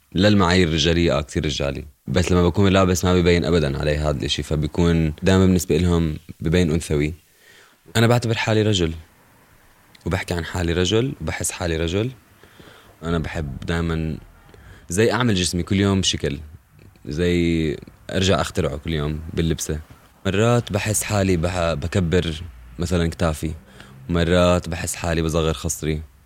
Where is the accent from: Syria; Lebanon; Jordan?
Jordan; also born or lived in Irbid / Zarqa / Amman; ربيت بالأردن بإربد وبالزرقاء وبعمان